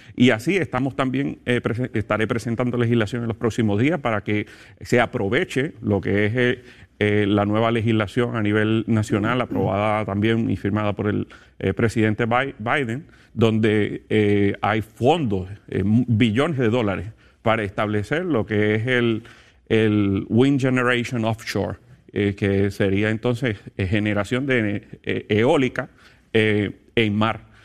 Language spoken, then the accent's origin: Spanish; Puerto Rico; soy de Puerto Rico